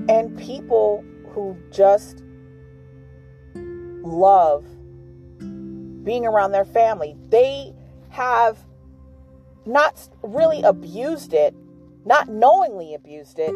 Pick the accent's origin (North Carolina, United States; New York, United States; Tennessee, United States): New York, United States; moved away; I'm from New York